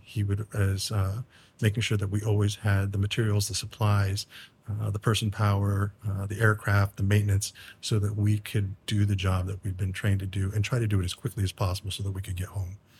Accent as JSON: {"language": "English", "area": "Umatilla Indian Reservation", "region": "Northeast Oregon", "country": "United States", "also_born_or_lived": "Virginia Beach / Southwest Arizona", "moved": "as an adult", "said": "I come from the Confederate tribes, the Umatilla Indian Reservation in what is now Northeast Oregon"}